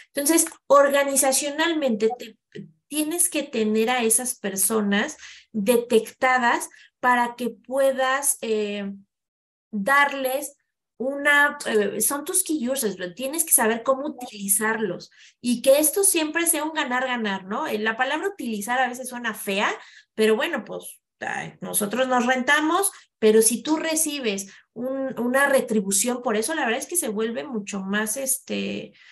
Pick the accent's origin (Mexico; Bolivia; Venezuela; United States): Mexico